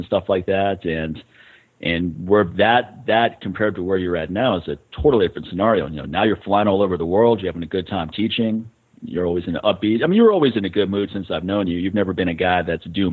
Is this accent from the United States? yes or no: yes; Montana, United States; now in Las Vegas, United States; I was stuck in a camper with my parents every summer growing up in Montana